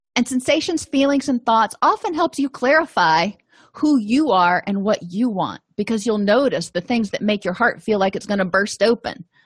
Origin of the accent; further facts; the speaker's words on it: Florida, United States; moved away; I come from Florida, so I'm not used to snow